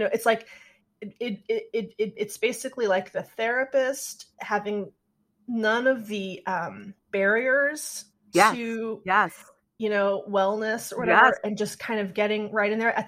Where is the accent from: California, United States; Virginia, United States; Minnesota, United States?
California, United States; Sacramento; moved away; also born or lived in Chicago / Bay Area, California; growing up in Sacramento